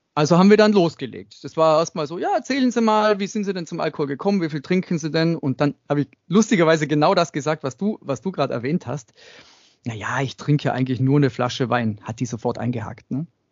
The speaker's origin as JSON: {"language": "German", "region": "Tyrol", "country": "Austria", "tie": "born or raised there", "said": "Ich bin in Österreich, in Tirol aufgewachsen, im Dorf"}